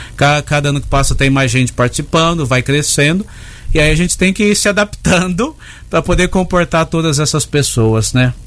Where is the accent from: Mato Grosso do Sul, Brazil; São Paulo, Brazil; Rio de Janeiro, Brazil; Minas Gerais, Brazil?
São Paulo, Brazil; Limeira; moved away as an adult; also born or lived in Leme; now in Americana, Brazil; Eu sou da cidade de Limeira